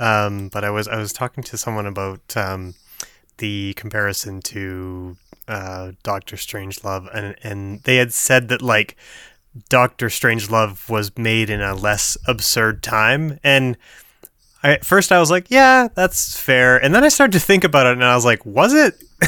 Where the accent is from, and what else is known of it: Canada